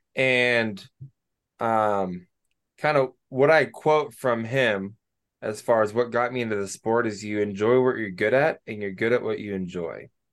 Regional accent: Banks, Oregon, United States; I'm from Oregon, little town called Banks, which is like an hour west of Portland

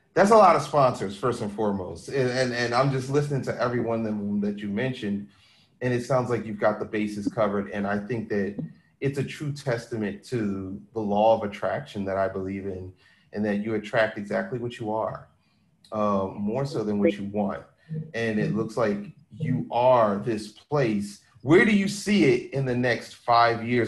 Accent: Philadelphia, Pennsylvania, United States; me being from Philly

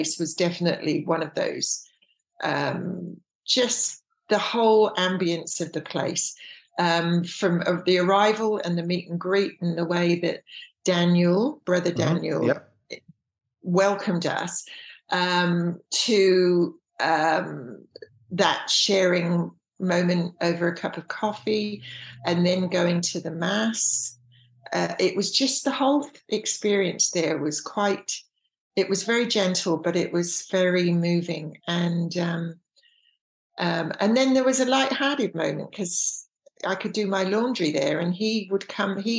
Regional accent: England, United Kingdom; moved away; I was very churched when I was raised in England.

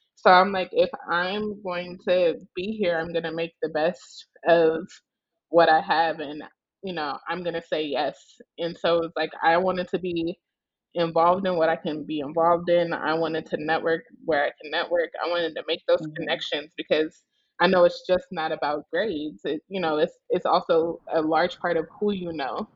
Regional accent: Omaha, Nebraska, United States; now in New Orleans, United States; I am originally from Omaha, Nebraska.

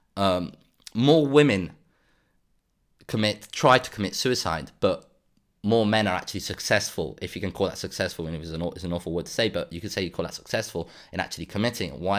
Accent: Andalusia, Spain; moved away; I come originally from Andalusia

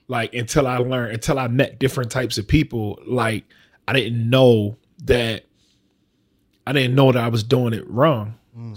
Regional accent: Baltimore, Maryland, United States; I'm from down the hill

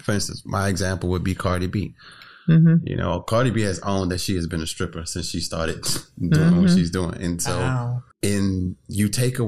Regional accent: New Orleans, Louisiana, United States; growing up in New Orleans

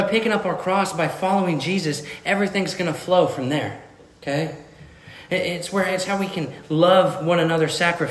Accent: Missouri, United States; I'm from Missouri. I'm from the show me state

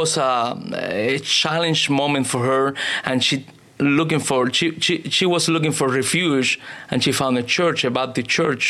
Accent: Cuba; English is a second language; now in United States; I grew up in Cuba.

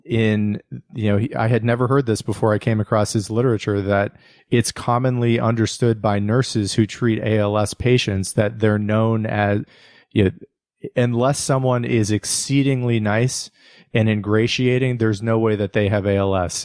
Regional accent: United States; my own life as an American

